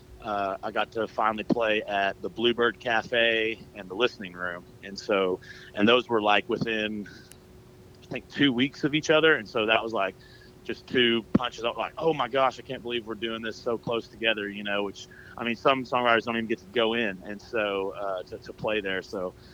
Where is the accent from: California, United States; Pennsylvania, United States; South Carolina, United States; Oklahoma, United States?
Oklahoma, United States; now in Nashville, United States; I'm from Oklahoma